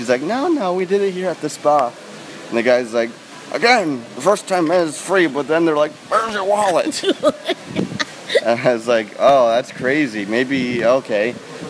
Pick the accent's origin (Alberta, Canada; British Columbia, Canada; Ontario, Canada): Ontario, Canada; Toronto; I'm from Toronto.